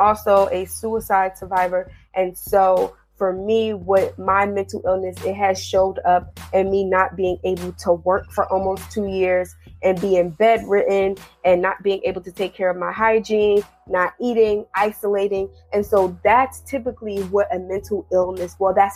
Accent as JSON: {"language": "English", "region": "New Jersey", "country": "United States", "tie": "born or raised there", "moved": "yes", "lives_now": "Washington, D.C., United States", "said": "I'm originally from New Jersey, so I grew up like 20 to 30 minutes outside of Manhattan"}